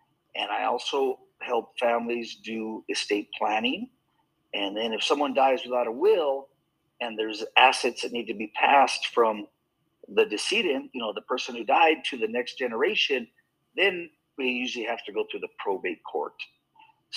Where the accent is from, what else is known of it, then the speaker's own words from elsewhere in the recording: Bernalillo, New Mexico, United States; also born or lived in Albuquerque, New Mexico; I grew up in New Mexico. I was born in Albuquerque, grew up in a little town called Bernalillo, which is kind of in between Albuquerque and Santa Fe